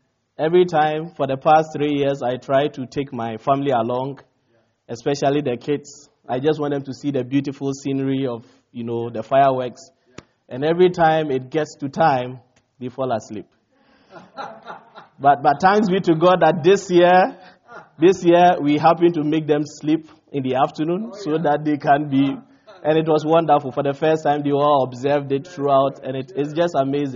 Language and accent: English; Ghana; now in United States; I come from Ghana, West Africa, and we are like 66 years old